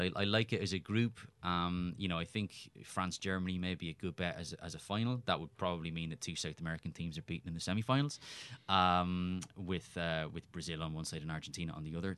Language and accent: English; Cork, Munster, Ireland; moved away; also born or lived in Winnipeg; I was a kid growing up in Cork in Ireland